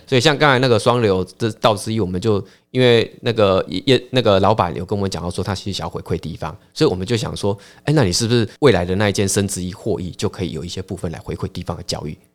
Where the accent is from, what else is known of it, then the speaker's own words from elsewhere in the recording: Pingtung, Pingtung County, Taiwan; also born or lived in Taoyuan / Taipei; now in Pingtung, Taiwan; 屏东主要是我，呃，的故乡啦，吼。那过去我是都在北部，桃园、台北这样子，嗯。那也是两年前才回到我的故乡屏东